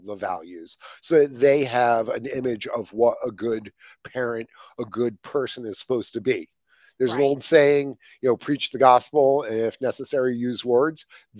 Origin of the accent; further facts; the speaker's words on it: Ireland; So see, I actually have a natural advantage because I'm Irish and nothing offends us.